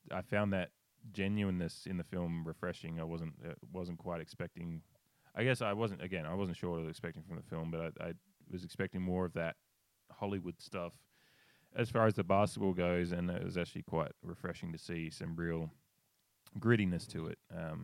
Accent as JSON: {"language": "English", "country": "Australia", "said": "as an Australian"}